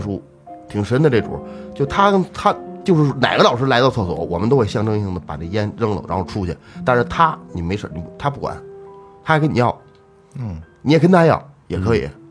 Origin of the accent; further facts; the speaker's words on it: Changping, Beijing, China; 我说昌平